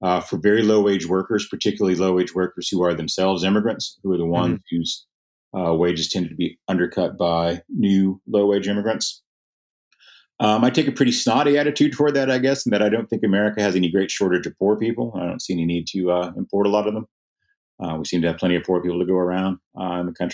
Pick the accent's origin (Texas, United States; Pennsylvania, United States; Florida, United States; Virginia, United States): Texas, United States; Lubbock; Lubbock, my hometown